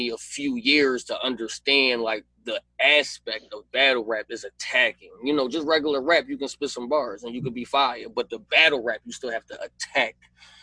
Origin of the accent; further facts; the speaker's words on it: Philadelphia, Pennsylvania, United States; I'm from Philly